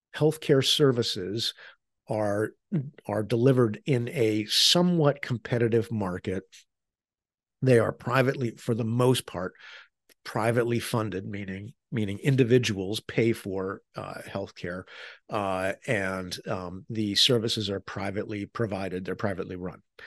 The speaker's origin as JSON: {"language": "English", "country": "United States"}